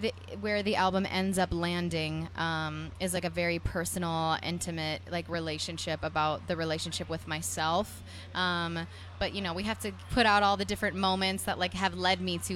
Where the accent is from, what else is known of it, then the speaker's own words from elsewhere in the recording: New Jersey, United States; I'm from New Jersey, and I, you know, started playing in dive bars